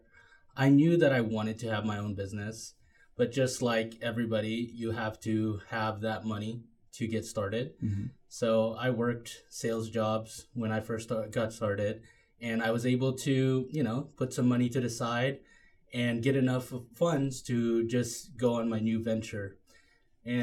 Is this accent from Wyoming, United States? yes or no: no; Washington, United States; also born or lived in Philippines; we ended up here in Washington. Afterwards, I ended up going to high school here in Franklin